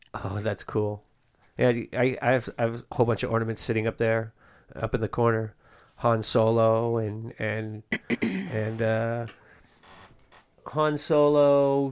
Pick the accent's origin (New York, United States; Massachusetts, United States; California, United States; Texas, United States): California, United States; Bay Area; I grew up in the Bay Area